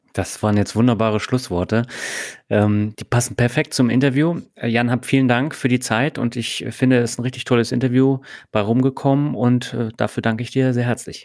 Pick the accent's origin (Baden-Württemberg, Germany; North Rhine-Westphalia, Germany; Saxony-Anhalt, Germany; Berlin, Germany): Berlin, Germany; ich bin ja auch in Berlin aufgewachsen